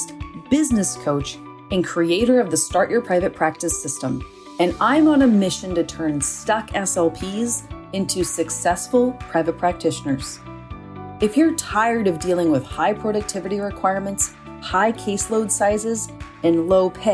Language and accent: English; New Orleans, Louisiana, United States; I'm from New Orleans